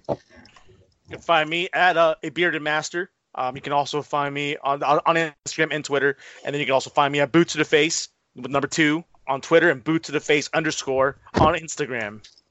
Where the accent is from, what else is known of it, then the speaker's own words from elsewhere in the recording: United States; nationality American